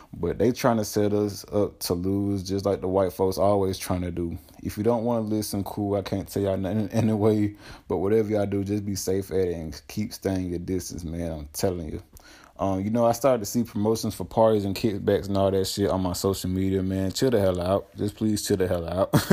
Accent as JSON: {"language": "English", "region": "Georgia", "country": "United States", "said": "the state of Georgia, which is my home state"}